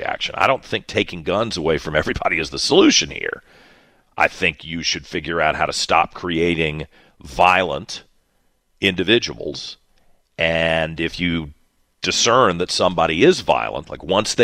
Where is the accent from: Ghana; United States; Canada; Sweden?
United States; Western Henrico, Virginia; I grew up in Western Henrico here in Virginia